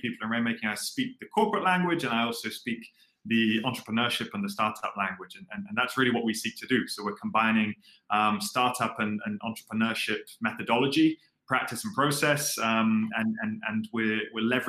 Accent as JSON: {"language": "English", "region": "London", "country": "United Kingdom", "moved": "as an adult", "lives_now": "Singapore", "said": "So I'm originally from London, so I'm British"}